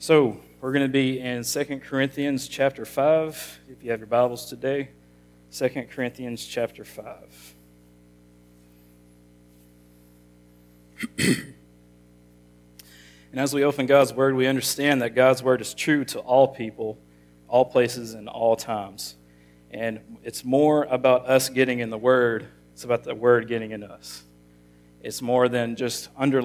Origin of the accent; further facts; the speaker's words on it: Monticello, Arkansas, United States; I grew up in Monticello all my life.